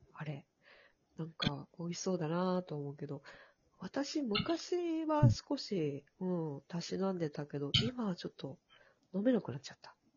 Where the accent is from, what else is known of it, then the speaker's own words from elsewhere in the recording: Kyushu, Fukuoka, Japan; now in Kanto, Japan; 私は、えっと、出身が九州